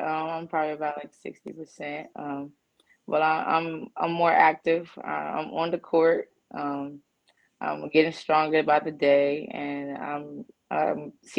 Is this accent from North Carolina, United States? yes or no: yes; North Carolina, United States; I'm from North Carolina, so CP3 is real big.